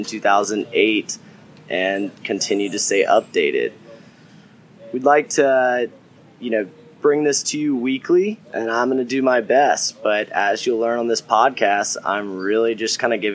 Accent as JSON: {"language": "English", "region": "the South", "country": "United States", "accent": "southern", "said": "my southern accent"}